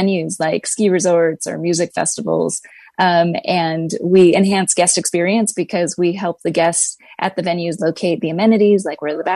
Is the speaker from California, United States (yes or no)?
yes; California, United States; now in Hawaii, United States; I live in Hawaii. I grew up in California